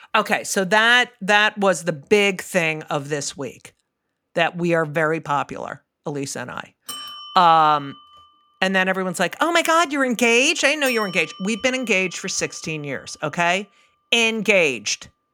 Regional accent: New Jersey, United States

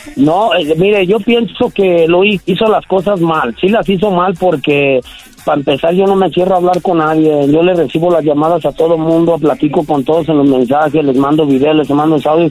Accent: León, Guanajuato, Mexico; En León, Guanajuato, carnal, ahí tiene su casa.

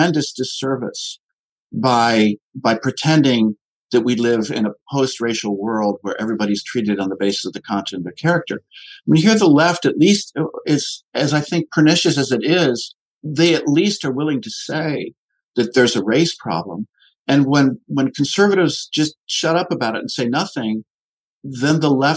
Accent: Ann Arbor, Michigan, United States; also born or lived in Middle East; I grew up in Ann Arbor, Michigan, which was a hotbed of the left

